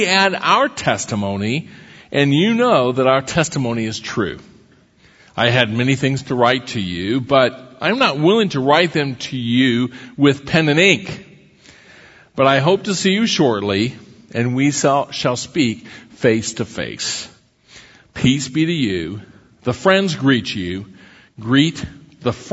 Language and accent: English; Iowa, United States; when I was a grade school kid, growing up in Iowa